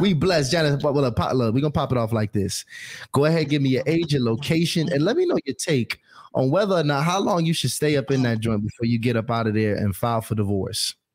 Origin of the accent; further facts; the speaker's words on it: New York City, New York, United States; I was born in Brooklyn